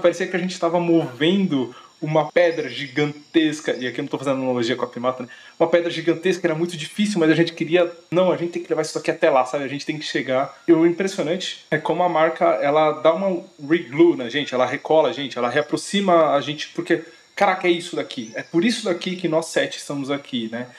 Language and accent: Portuguese; ABC region of São Paulo, Brazil; Nós somos aqui do ABC de São Paulo